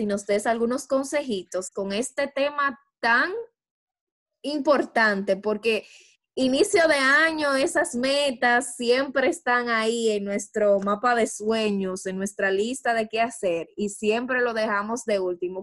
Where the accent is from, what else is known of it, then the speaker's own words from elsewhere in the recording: Dominican Republic; como buenas dominicanas que somos